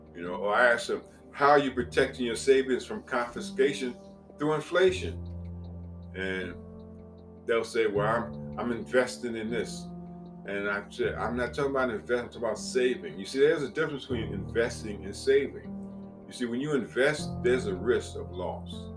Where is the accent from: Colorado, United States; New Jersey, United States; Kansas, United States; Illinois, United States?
New Jersey, United States; Piscataway; moved away; also born or lived in East Orange, New Jersey / Richmond; I remember that home on Oak Street in Piscataway, New Jersey. We moved from East Orange, New Jersey to Piscataway